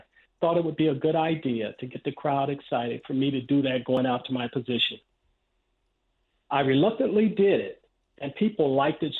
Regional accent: Los Angeles, California, United States; I grew up in South Central Los Angeles

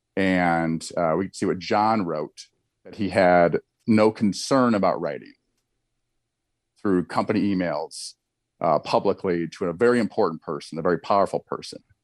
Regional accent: Eastern Iowa, United States; there was a tournament every, in my hometown every summer, won a lot of medals there

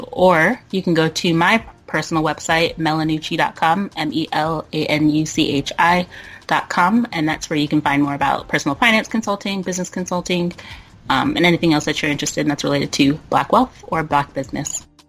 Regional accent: Burke, Virginia, United States; now in Oakland, United States; born and raised in Burke, Virginia.

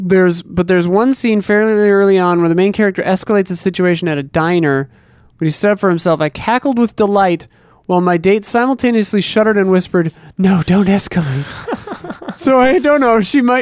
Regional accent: Seattle, Washington, United States; I'm from the Seattle area, so October rain is a cozy fall imagery.

